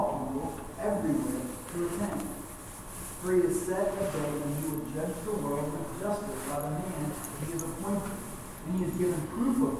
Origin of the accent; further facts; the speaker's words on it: Fayetteville, United States; I grew up in the Bible Belt in Fayetteville, just down the road